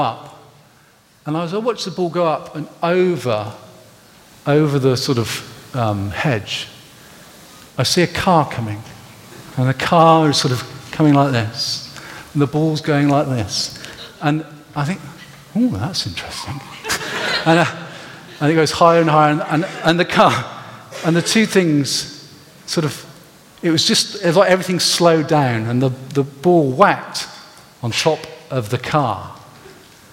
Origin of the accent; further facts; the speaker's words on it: Gloucestershire, South West England, United Kingdom; I grew up in Gloucestershire.